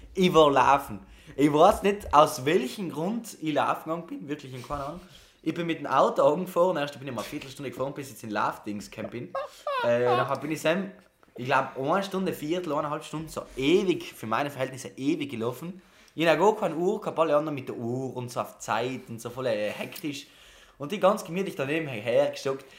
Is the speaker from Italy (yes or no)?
yes; South Tyrol, Trentino-Alto Adige, Italy; moved away as an adult; now in Camerino, Italy; bei uns in Südtirol